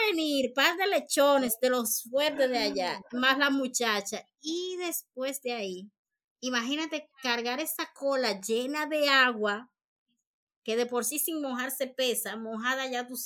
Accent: Santiago de los Caballeros, Santiago, Dominican Republic

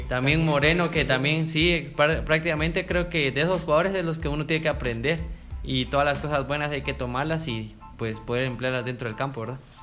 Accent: San Pedro Sacatepéquez, San Marcos, Guatemala; soy de San Pedro Zacatepeques

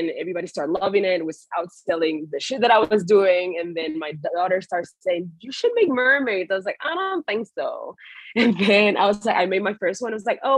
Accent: Puerto Rico; moved away as an adult; also born or lived in West Palm Beach; now in United States; I was born and raised in Puerto Rico

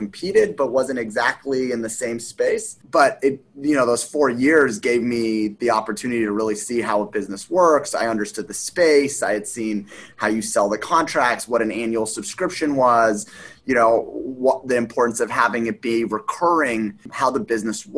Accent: Los Angeles, California, United States; moved away as an adult; also born or lived in Las Vegas / Columbus, Ohio; I grew up in Los Angeles. I went to college in Las Vegas.

